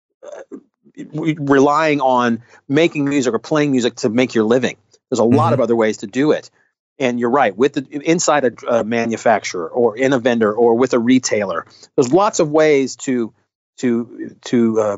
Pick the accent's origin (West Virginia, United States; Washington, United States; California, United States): California, United States; Southern; moved away as an adult; also born or lived in Los Angeles, United States; now in Fort Wayne, United States; born and raised in Southern California, big city, all the options